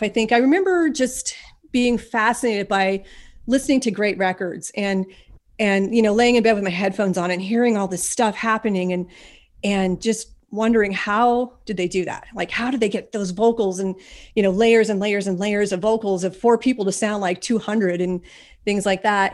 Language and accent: English; Ashland, Pennsylvania, United States; now in Scranton, United States; I was born and I grew up in a tiny little town called Ashland, Pennsylvania.